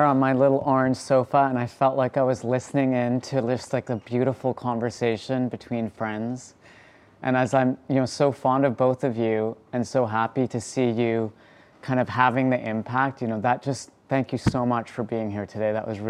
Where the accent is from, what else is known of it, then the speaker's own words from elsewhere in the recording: Canada; And both you and I were born and raised in Canada.